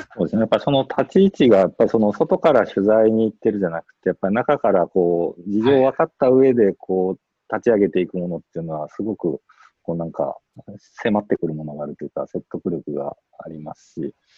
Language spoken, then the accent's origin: Japanese; Fukuoka, Japan; あの私自身もは箱崎で育ってきたわけですけど、まあ、地元の人間として